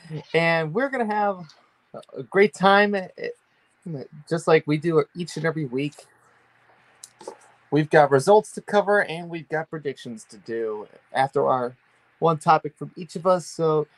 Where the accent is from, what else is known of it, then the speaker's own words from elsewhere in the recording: Buffalo, New York, United States; And I am the … in most scenarios, sometimes known on this show as the historian.